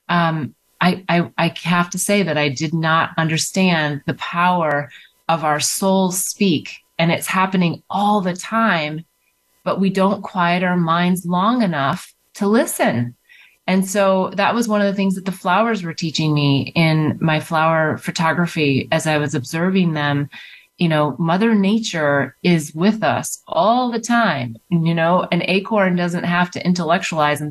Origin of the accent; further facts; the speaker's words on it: North Dakota, United States; growing up in the Midwest of America, in North Dakota